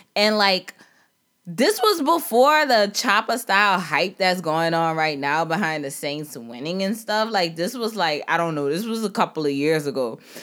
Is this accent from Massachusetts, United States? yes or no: no; New Orleans, Louisiana, United States; I am from Algiers